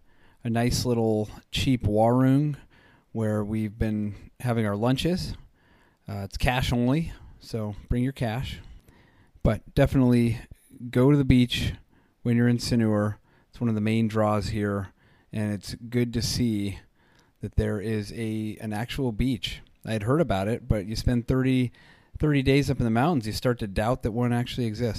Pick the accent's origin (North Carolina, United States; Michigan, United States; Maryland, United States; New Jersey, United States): New Jersey, United States; Jersey Shore; moved away; also born or lived in Colorado; what I grew up with on the Jersey Shore